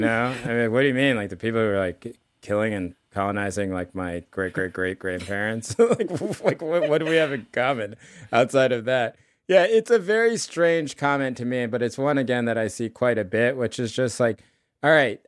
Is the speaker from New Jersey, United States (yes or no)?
no; North Carolina, United States; we grew up in North Carolina